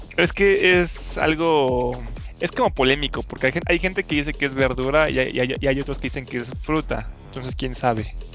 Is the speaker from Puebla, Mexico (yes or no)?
no; Michoacán, Mexico; moved away; yo soy de Michoacán